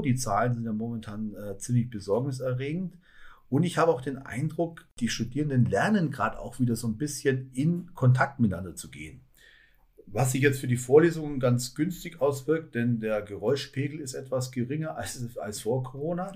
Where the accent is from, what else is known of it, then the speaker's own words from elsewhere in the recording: Allgäu, Bavaria, Germany; moved away as an adult; also born or lived in Augsburg; now in Nordhausen, Germany; für mich als Allgäuer